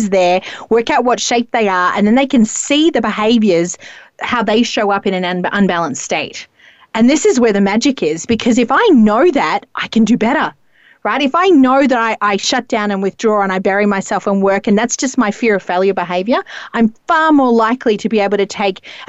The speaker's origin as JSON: {"language": "English", "country": "Australia", "said": "mayonnaise is probably more common to me as an Australian."}